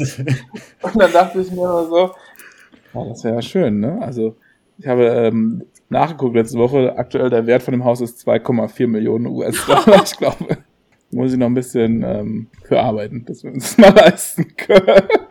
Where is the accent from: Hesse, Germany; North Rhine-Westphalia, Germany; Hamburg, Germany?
North Rhine-Westphalia, Germany; Gelsenkirchen; bei uns im Ruhrgebiet